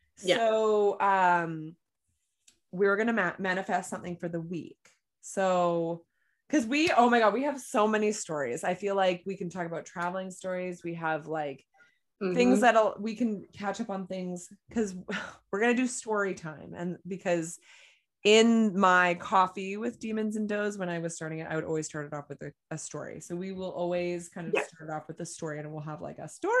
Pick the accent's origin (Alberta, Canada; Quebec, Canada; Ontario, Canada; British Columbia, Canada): British Columbia, Canada; Vancouver; also born or lived in England